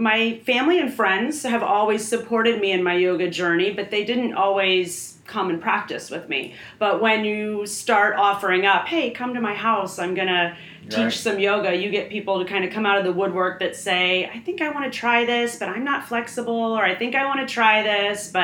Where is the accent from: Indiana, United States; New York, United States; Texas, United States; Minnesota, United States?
Indiana, United States; Fishers; I grew up in Fishers, Indiana